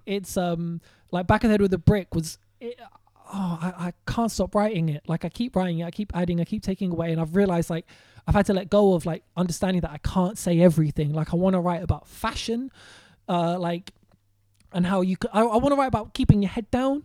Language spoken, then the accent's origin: English; London, United Kingdom; I grew up in West Hampstead, but I spent a lot of time in Kilburn.